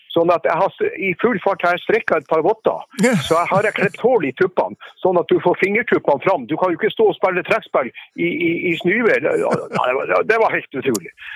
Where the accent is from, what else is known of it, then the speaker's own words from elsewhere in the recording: Langåsdalen, near Sulitjelma, Nordland, Norway; Jeg vokste jo opp innerst i Langåsdalen